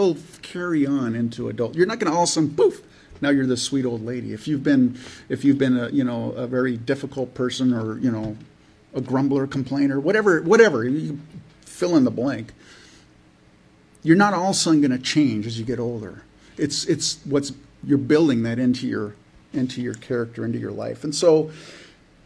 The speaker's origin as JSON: {"language": "English", "region": "California", "country": "United States", "tie": "born or raised there", "said": "I grew up in California, so it's in my blood"}